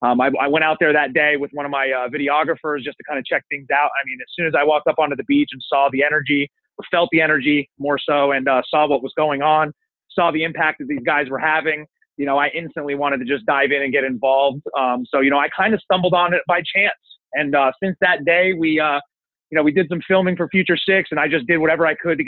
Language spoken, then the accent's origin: English; Northeast, United States; I come from the Northeast. It's a little bit different of an area up there. It's a small town. Everybody knows everybody.